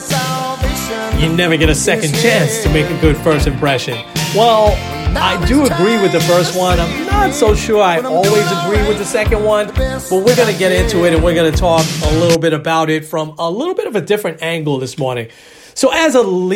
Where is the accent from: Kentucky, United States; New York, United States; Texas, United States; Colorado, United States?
New York, United States; New York City; I was from the Bronx